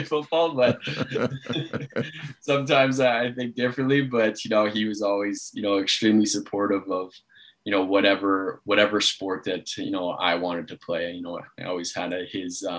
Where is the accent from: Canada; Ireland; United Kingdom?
Canada; Toronto, Ontario; I coach the Toronto Beaches Junior A club, you know, back here from my hometown